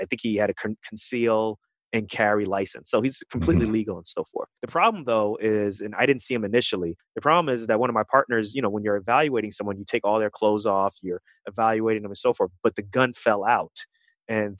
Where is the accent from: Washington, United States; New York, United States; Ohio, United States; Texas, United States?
New York, United States; New York City; also born or lived in Kansas City, Missouri; growing up in Queens, New York